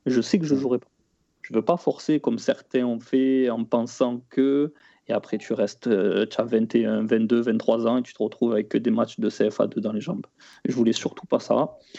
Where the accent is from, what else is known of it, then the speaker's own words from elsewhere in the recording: Marseille, Provence-Alpes-Côte d'Azur, France; also born or lived in Matmata, Tunisia (family origin); quand on est de Marseille